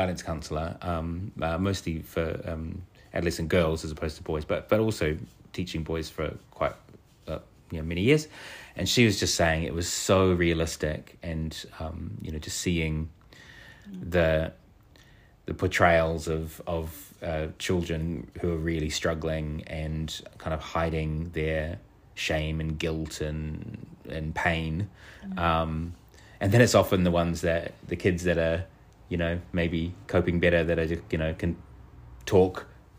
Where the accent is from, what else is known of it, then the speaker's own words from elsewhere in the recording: New Zealand; I, as a queer kid growing up in New Zealand